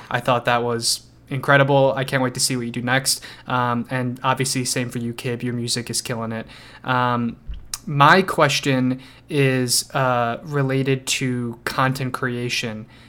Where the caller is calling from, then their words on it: Chicago, Illinois, United States; I'm calling from the Chicagoland area in Illinois.